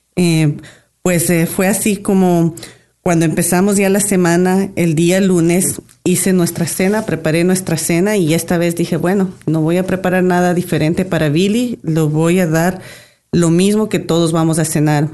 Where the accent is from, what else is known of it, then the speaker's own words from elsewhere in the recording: Ecuador; Llevamos 25 años de casados y vivimos, venimos de Ecuador